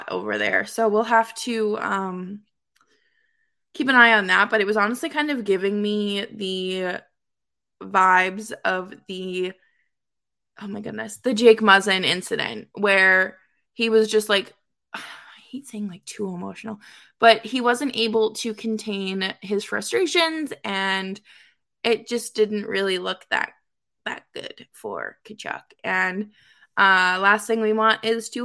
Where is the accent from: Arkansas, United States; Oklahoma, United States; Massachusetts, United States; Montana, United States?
Massachusetts, United States; Boston; I grew up spoiled rotten in Boston